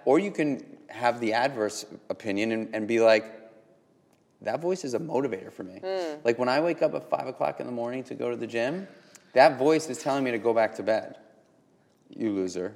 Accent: New York City, New York, United States; born and raised in New York just like me

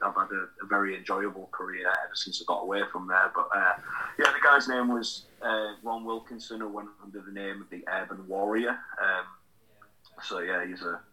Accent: United Kingdom; I'm a British professional wrestler, and based from the United Kingdom

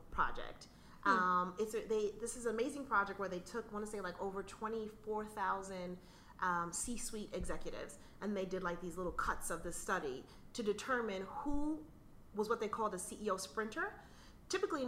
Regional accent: New York, United States; I grew up in New York

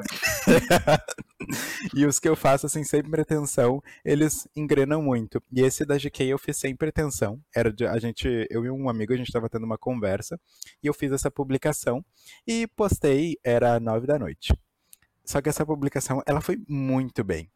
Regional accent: Porto Alegre, Rio Grande do Sul, Brazil; sou de Porto Alegre.

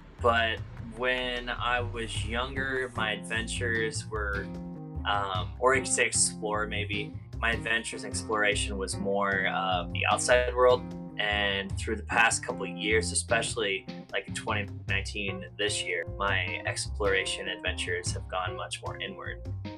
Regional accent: Florida, United States; born there; also born or lived in Canada; My dad was a touring performing musician, and I was born in Florida on tour into the performing life. And so I grew up traveling around America, you know, the United States, America, and Canada with my family and my parents and performing.

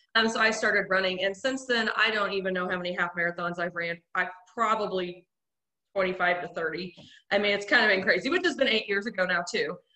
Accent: Carrollton, Missouri, United States; now in Springfield, United States; I'm from Carrollton, Missouri. Um, but now we live in Springfield with my husband

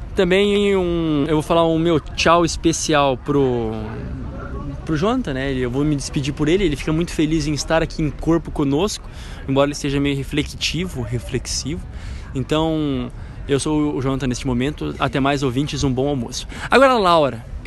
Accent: Brazil; sou brasileiro mesmo

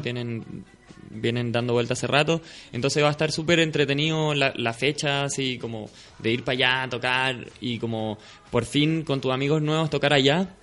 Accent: Talca, Maule, Chile; now in Santiago, Chile; yo soy de Talca

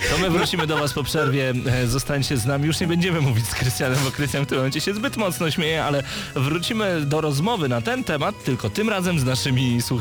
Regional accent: Podlaskie Voivodeship, Poland; now in Geneva, Switzerland; na co dzień mieszkam w Genewie, ale pochodzę z Podlasia.

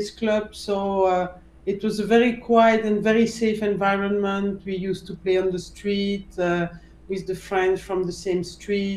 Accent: Brussels, Brussels-Capital Region, Belgium; I was born in Brussels. I grew up there

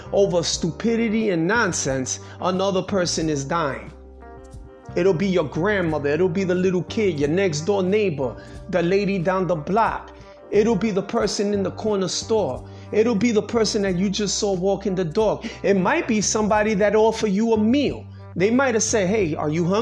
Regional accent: New York City, New York, United States; I'm a New Yorker. I was born in New York City

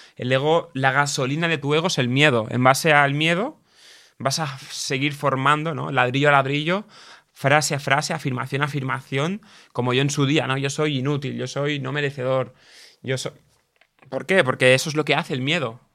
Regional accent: a village near Barcelona, Catalonia, Spain; also born or lived in England; yo en mi pueblo, en mi pequeño entorno, hasta los 18 años o 16 que empecé a, volar, entre comillas, ¿no? Con 16, 15 ya empezaba a ir cada día a Barcelona, a la ciudad, ¿no? Yo era del pueblo

